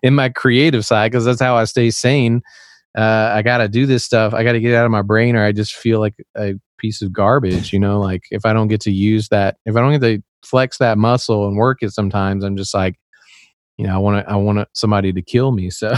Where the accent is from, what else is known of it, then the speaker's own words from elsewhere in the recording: Tennessee, United States; accent: Southern; I was actually raised in the South. I'm from Tennessee, and I don't really have much of an accent, but I, I, it'll come out